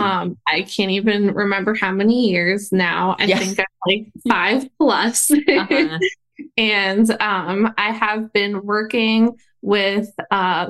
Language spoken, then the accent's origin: English; Pennsylvania, United States; moved away as an adult; also born or lived in Atlanta, Georgia; I moved from Atlanta to Pennsylvania is where I'm originally from.